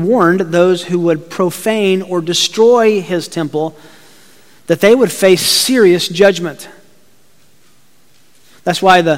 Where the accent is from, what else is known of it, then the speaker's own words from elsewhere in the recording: Chattanooga, Tennessee, United States; I grew up in Chattanooga, Tennessee